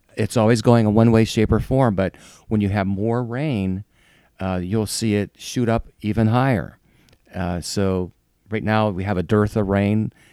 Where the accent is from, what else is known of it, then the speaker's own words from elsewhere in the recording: Ohio, United States; moved away as an adult; also born or lived in Chicago; I grew up in Ohio